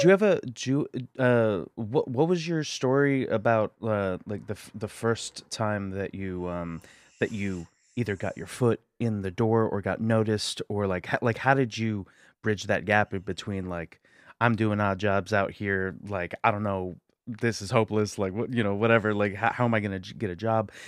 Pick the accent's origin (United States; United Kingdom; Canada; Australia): United States; Philadelphia, Pennsylvania; in Philly, we said